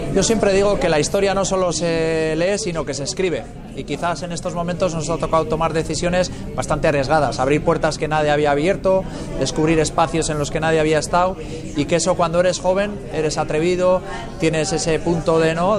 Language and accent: Spanish; Muskiz, Basque Country, Spain; also born or lived in Pamplona; Soy de Musquis, de un pueblito pequeñito de Vizcaya que linda con Santander, un pueblo de encartaciones.